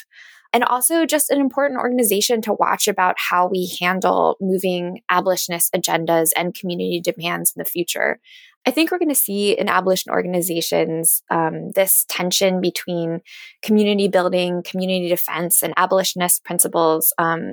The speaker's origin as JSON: {"language": "English", "region": "Maryland", "country": "United States", "tie": "born or raised there", "said": "I grew up in Maryland."}